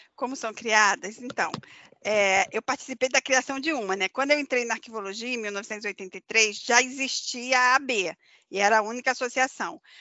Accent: Rio de Janeiro, Brazil; moved away; eu sou carioca

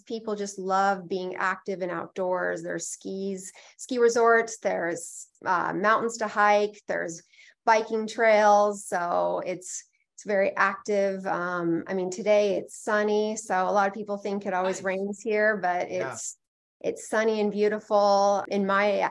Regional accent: Bellevue, Washington, United States; also born or lived in Issaquah, Washington; I was born and raised in Bellevue, Washington, which is where my office is located as well

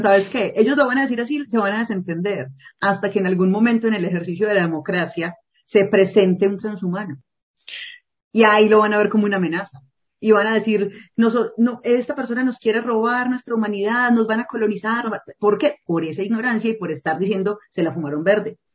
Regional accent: Colombia; also born or lived in Medellín; en las zonas rurales de Colombia, en mi país

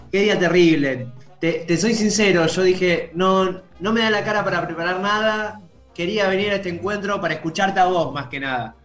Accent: Santa Fe, Argentina; yo porque soy de Santa Fe

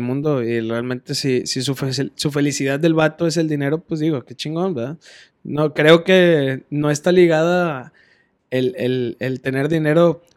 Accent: Monterrey, Nuevo León, Mexico; somos las personas regias

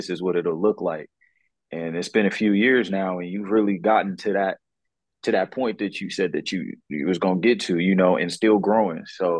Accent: Pasadena, California, United States; I grew up in Pasadena, bro.

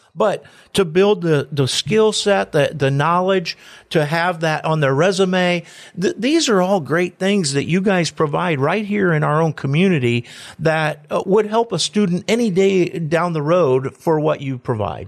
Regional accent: Antwerp, Ohio, United States; I'm from Antwerp

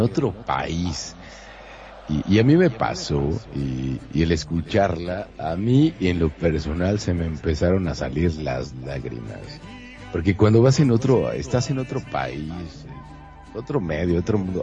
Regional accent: Monterrey, Nuevo León, Mexico; soy de pueblo, soy de Monterrey, soy de rancho

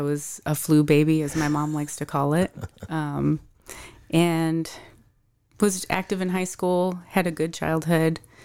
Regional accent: Syracuse, New York, United States; moved away as an adult; also born or lived in San Diego / Kansas City; now in Arizona, United States; I am originally from Syracuse, New York, and have been living in Arizona for about four and a half years

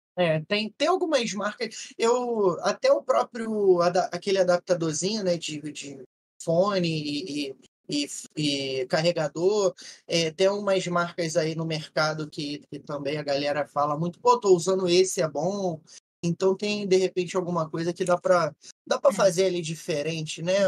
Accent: Rio de Janeiro, Brazil; eu sou do, do RJ

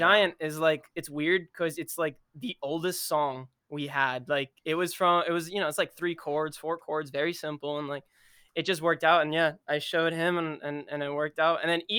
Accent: Tampa, Florida, United States; we're from Tampa, Florida. Yep. The lovely state of Florida.

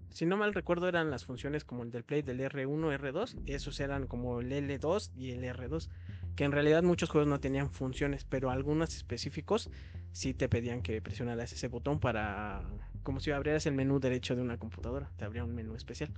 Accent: Mexico; yo como mexicano

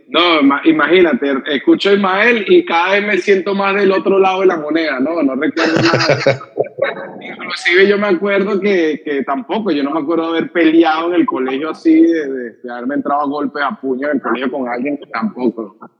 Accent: Los Teques, Miranda, Venezuela; moved away as an adult; now in Caracas, Venezuela; ¿de dónde eres tú? De los teques

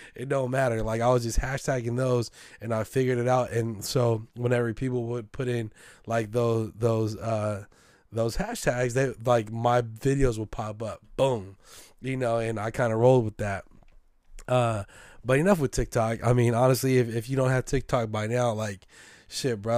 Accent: San Francisco, California, United States; a hundred percent Filipino American, born and raised in San Francisco

